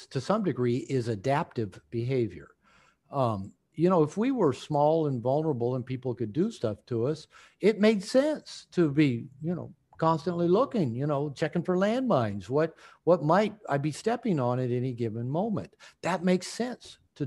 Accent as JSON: {"language": "English", "town": "Bellevue", "region": "Washington", "country": "United States", "tie": "born or raised there", "said": "I grew up in Bellevue"}